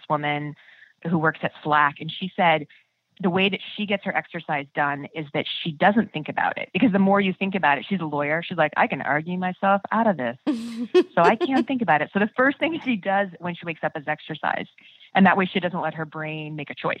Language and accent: English; Midwest, United States; I'm from the Midwest